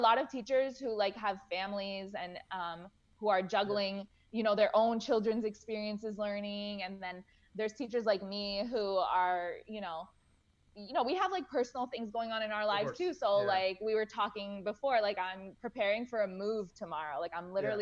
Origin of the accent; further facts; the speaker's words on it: Boca Raton, Florida, United States; also born or lived in Gainesville; I grew up in Boca Raton, so I'm Jewish.